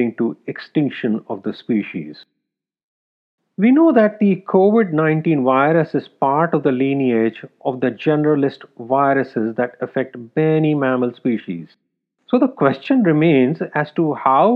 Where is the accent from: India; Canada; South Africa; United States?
India; Growing up in India